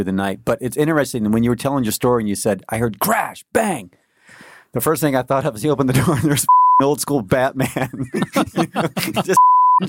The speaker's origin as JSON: {"language": "English", "country": "Canada", "tie": "born or raised there", "moved": "yes", "said": "I grew up in Canada"}